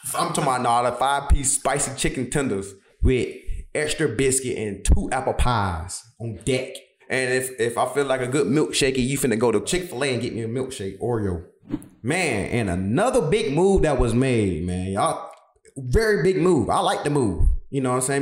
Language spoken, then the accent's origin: English; Brunswick, Georgia, United States; moved away as an adult; my hometown, Brunswick, Georgia